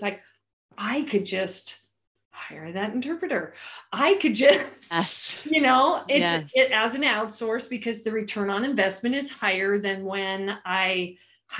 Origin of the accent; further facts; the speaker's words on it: California, United States; I'm from California